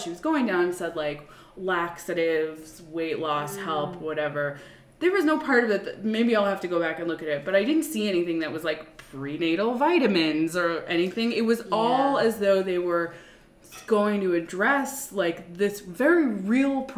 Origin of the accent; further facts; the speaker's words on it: Long Island, New York, United States; I was commuting from Long Island, which is where my parents lived. And where I grew up.